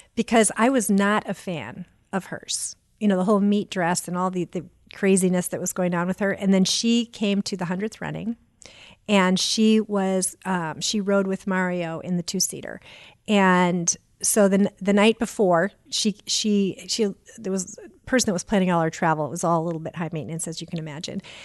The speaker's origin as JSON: {"language": "English", "town": "Auburn", "region": "Maine", "country": "United States", "tie": "born or raised there", "moved": "yes", "lives_now": "Indianapolis, United States", "said": "I grew up in Auburn, Maine"}